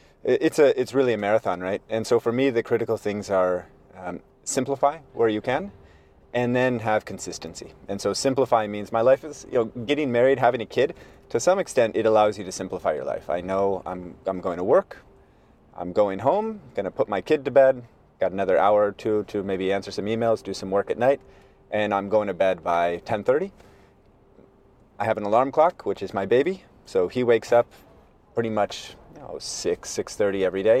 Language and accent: English; Portland, Oregon, United States; moved away as an adult; now in China; I'm from Portland, Oregon, West Coast, US, beautiful city